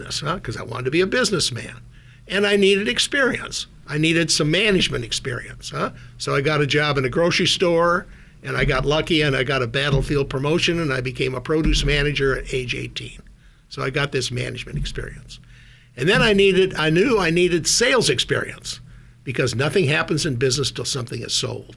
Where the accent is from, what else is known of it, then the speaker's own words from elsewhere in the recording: Minot, North Dakota, United States; moved away as an adult; also born or lived in Minnesota; now in Silicon Valley, United States; I grew up in Minot, North Dakota, a town of about, at the time, 25, 30,000 people